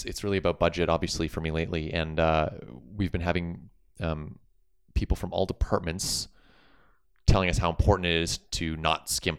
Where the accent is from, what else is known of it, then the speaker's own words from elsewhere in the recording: Calgary, Alberta, Canada; I'm from Calgary.